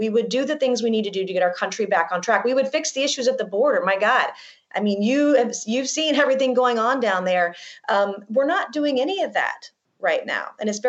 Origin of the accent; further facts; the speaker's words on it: the South, United States; I'm from the South.